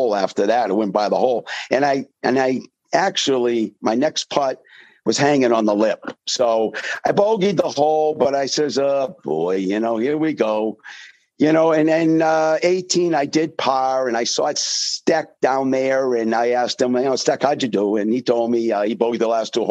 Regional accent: Manchester, New Hampshire, United States; I grew up in Manchester, right in the heart of Manchester, probably 700 yards away from Derryfield Country Club.

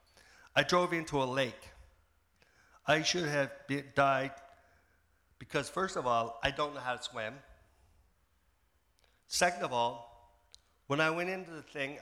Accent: Prince Edward Island, Canada; now in Saint John, Canada; I'm originally from PEI.

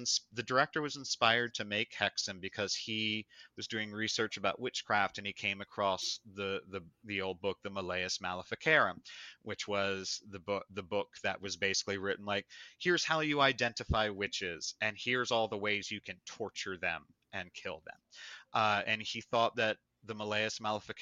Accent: Delaware, United States; I was born and raised in Delaware

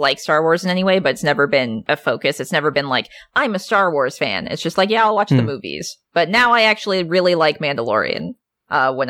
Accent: Alaska, United States; moved away; my home state

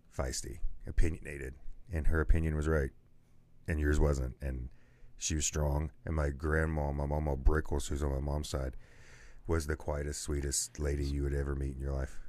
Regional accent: Man, West Virginia, United States; moved away; I was born in Man, West Virginia

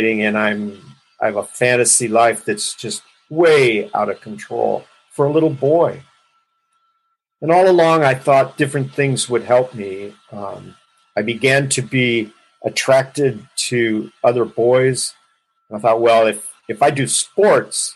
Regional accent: Los Angeles, California, United States; I grew up in Los Angeles and in a very large family

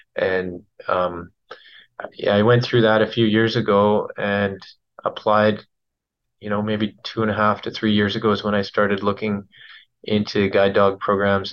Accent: Williams Lake, British Columbia, Canada; I grew up in Williams Lake

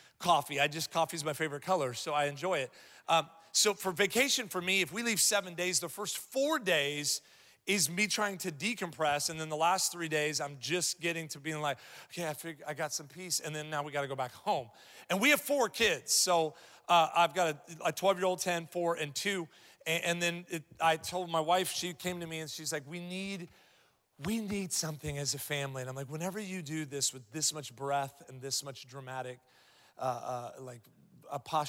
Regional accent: Columbus, Ohio, United States; moved away; I'm from Columbus, Ohio originally

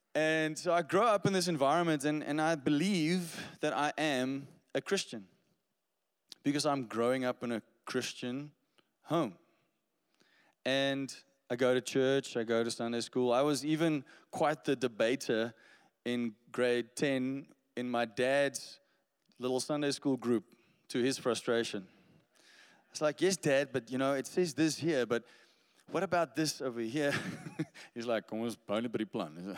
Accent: Stellenbosch, Western Cape, South Africa; I grew up in Stellenbosch. That's, you know, just a little bit prettier than Somerset West down there in the Western Cape.

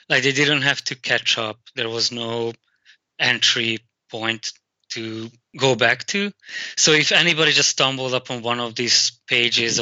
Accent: Hungary; English is a second language; moved away; as a child growing up in Hungary

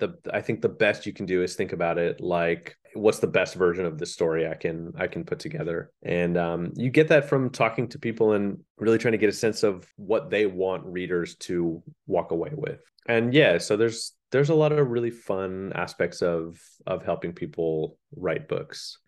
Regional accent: Leawood, Kansas, United States; moved away as an adult; I grew up in Leawood

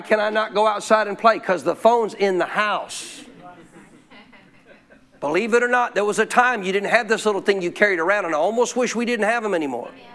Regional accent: Montana, United States; my life as a kid growing up in Montana

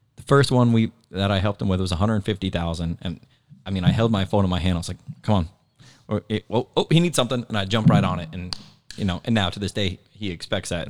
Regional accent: Naples, Florida, United States; Moved here when I was three

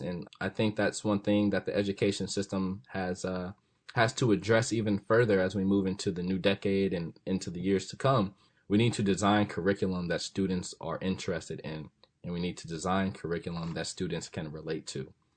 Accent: Los Angeles, California, United States; moved away as an adult; where are you from?" And I say, "Los Angeles.

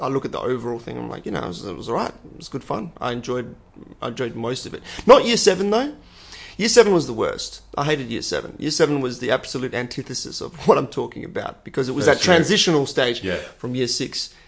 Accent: Perth, Western Australia, Australia; Ballajura is always, it was always seen as, you know, a bit of a ghetto.

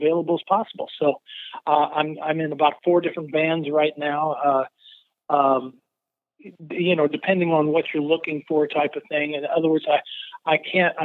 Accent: Mount Pulaski, Illinois, United States; I grew up in a little town called Mount Pulaski, Illinois

